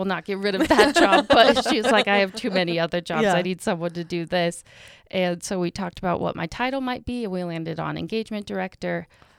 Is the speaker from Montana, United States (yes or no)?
yes; Helena, Montana, United States; I'm from Helena.